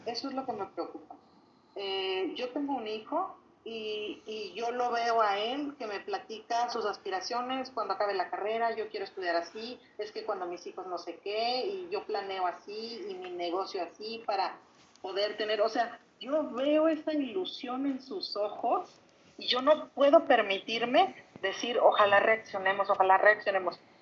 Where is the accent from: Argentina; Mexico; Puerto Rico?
Mexico; como mexicanos